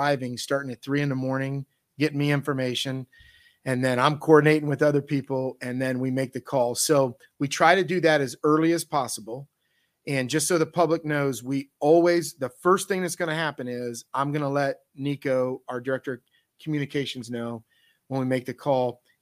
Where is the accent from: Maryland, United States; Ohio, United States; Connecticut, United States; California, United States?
Ohio, United States; Northeastern; I was from Northeastern Ohio up here